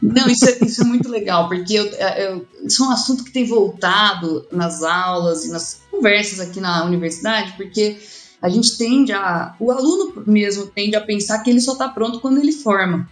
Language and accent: Portuguese; Campinas, São Paulo, Brazil; moved away as an adult; now in Lavras, Brazil; Porque eu sou de Campinas